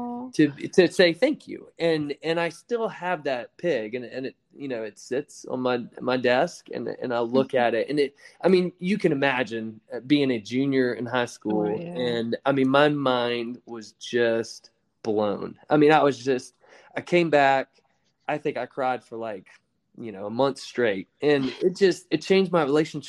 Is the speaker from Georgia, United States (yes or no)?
yes; outside of Augusta, Georgia, United States; I grew up outside of Augusta, Georgia, in a very small rural town